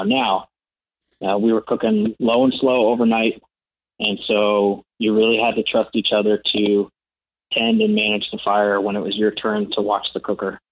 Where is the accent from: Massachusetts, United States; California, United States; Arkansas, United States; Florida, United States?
California, United States; Stockton; now in Roseville, United States; We grew up in Stockton, California.